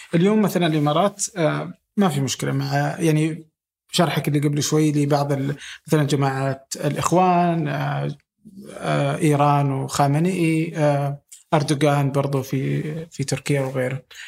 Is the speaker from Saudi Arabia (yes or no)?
yes; Saudi Arabia